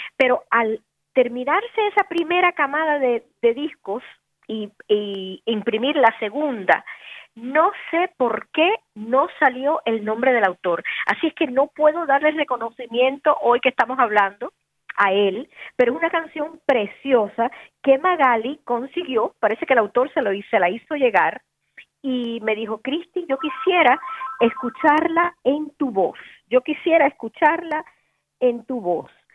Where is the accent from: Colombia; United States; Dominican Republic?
United States; Connecticut; moved away; me recuerda tanto a mi niñez, porque yo viví en Connecticut